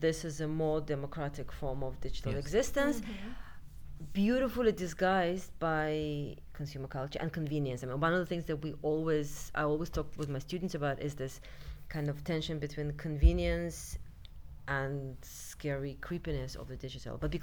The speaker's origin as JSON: {"language": "English", "country": "Russia", "tie": "born or raised there", "moved": "yes", "lives_now": "United Kingdom", "said": "when I grew up in Russia"}